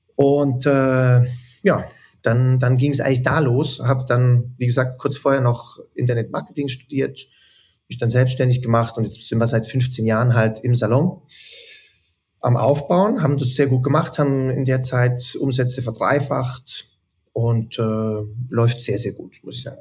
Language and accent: German; Zürich, Switzerland; also born or lived in Wädenswil; Ich bin mehr in Zürich und Wädenswil aufgewachsen eigentlich.